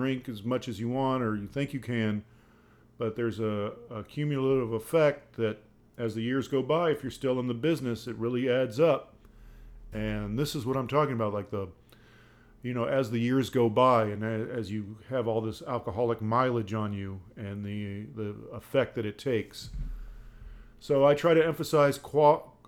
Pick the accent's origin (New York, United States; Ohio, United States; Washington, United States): Ohio, United States; Dayton; I grew up in Dayton, Ohio